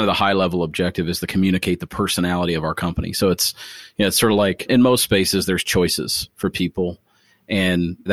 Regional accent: Springfield, Ohio, United States; moved away; my hometown, Springfield, Ohio

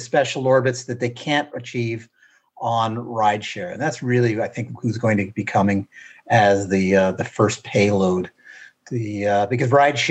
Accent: Canada

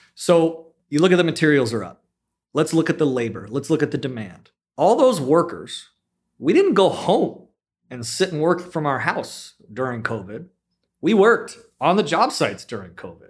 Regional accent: South Bay, California, United States; also born or lived in San Luis Obispo; I grew up in the South Bay, very similarly to, um, Richard

